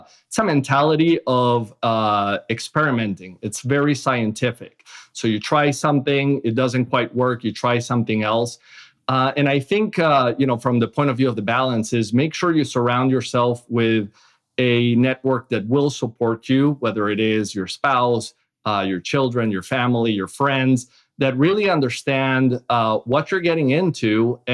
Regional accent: Caracas, Capital District, Venezuela; moved away as an adult; also born or lived in Boston, United States / Seattle, United States; now in United States; I grew up in Caracas, Venezuela, where I lived until after college

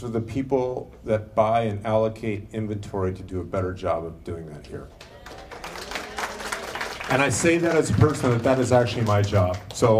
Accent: Seattle, Washington, United States; I got off the plane a couple of days ago. It was 28. That was shocking to me. I'm from Seattle.

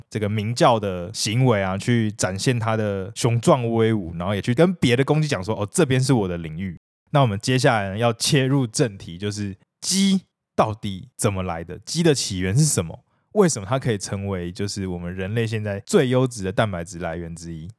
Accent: Taiwan; 我们台湾人

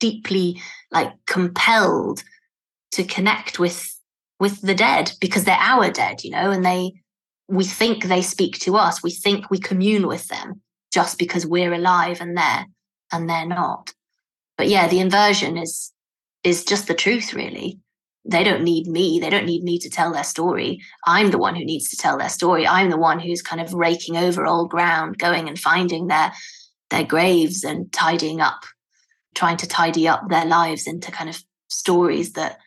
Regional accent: Italy; moved away; I am Italian too

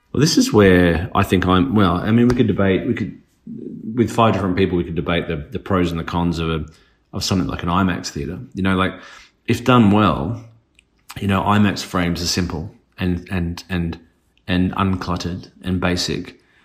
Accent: Australia; being Australian

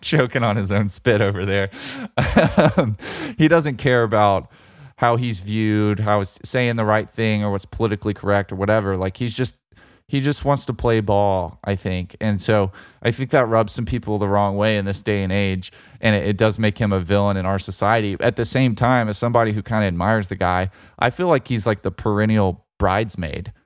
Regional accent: Birmingham, Alabama, United States; U A B, my hometown team that I grew up pulling for

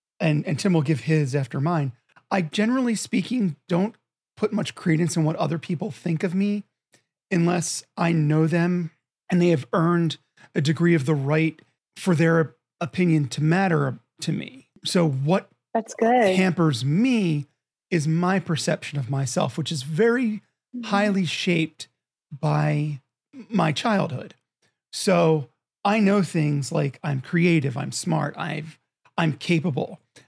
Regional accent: Philadelphia, Pennsylvania, United States; I'm from Philadelphia and I carry that.

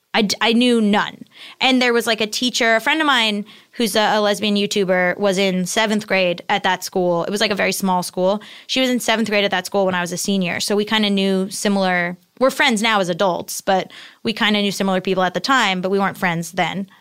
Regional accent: Hollywood, Florida, United States; moved away as an adult; also born or lived in Boston / New York; I'm from South Florida, uh, like Hollywood Beach area, and, uh, and my parents are still there

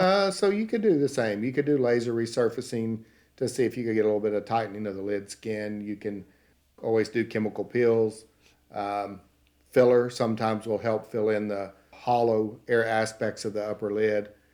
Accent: Paris, Texas, United States; accent: Southern; now in Kansas City, United States; I'm from, uh, Paris, Texas.

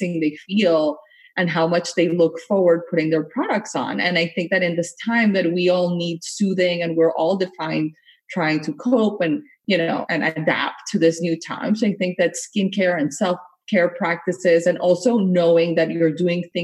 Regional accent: Colombia; also born or lived in Miami; now in United States; I grew up in Latin America and in Colombia

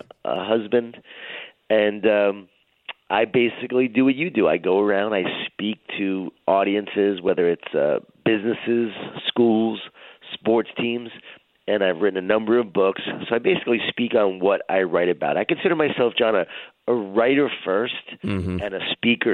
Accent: Smithtown, New York, United States; I grew up in Long Island, New York, in a Jewish-Italian family. A lot of food, a lot of guilt. A lot of wine, a lot of whining. And grew up in Smithtown, Long Island

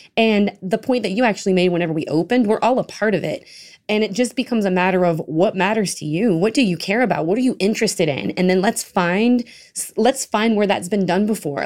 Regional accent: Marksville, Louisiana, United States; My hometown, I'm from a bayou. Uh, it's called Marksville.

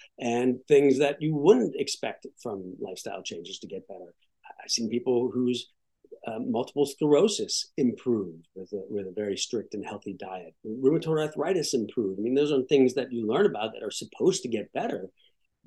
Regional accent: Pittsburgh, Pennsylvania, United States; moved away as an adult; also born or lived in Michigan / Ohio; now in Washington, D.C. area, United States; I grew up in Pittsburgh, Pennsylvania

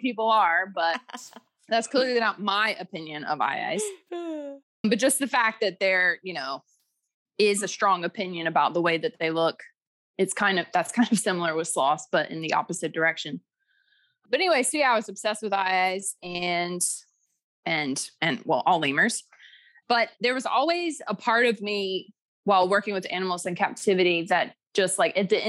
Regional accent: Durham, North Carolina, United States; now in Costa Rica; I grew up in Durham, North Carolina

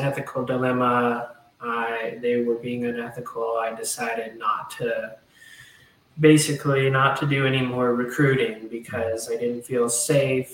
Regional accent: Hot Springs, Arkansas, United States; moved away as an adult; I went to my hometown of Hot Springs, Arkansas

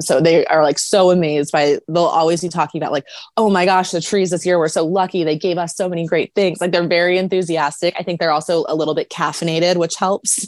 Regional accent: United States; I'm too American

